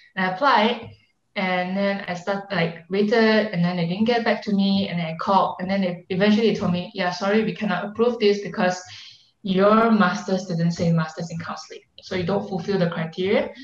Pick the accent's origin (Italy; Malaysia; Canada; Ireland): Malaysia; moved away as an adult